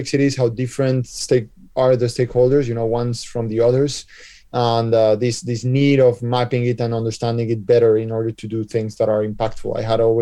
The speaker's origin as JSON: {"language": "English", "country": "Colombia", "tie": "born or raised there", "also_born_or_lived": "United States / San Francisco", "moved": "yes", "lives_now": "Spain", "said": "I was born in Colombia, basically, but I come from a Spanish and Belgian family"}